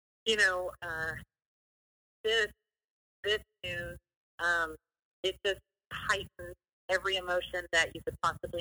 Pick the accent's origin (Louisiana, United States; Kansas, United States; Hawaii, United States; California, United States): California, United States; Fresno; moved away as an adult; also born or lived in Los Angeles; come back to Fresno, and I moved home